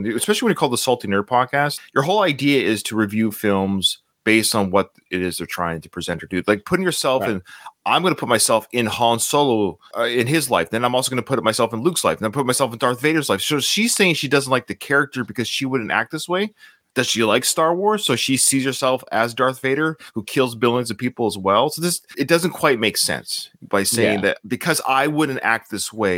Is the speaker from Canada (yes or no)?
yes; Canada; I'm Canadian